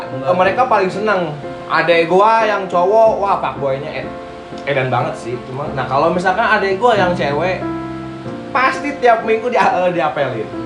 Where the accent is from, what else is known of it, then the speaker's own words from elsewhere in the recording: Jakarta, Indonesia; also born or lived in Sumedang; gue orang Sumedang tapi gue gede di Jakarta gitu